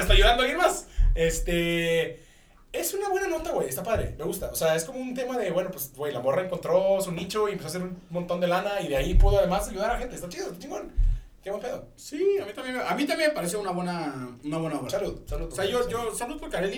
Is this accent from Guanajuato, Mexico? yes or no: no; Monterrey, Nuevo León, Mexico; now in Mexico City, Mexico; siento que me van a quitar puntos de Regiomontano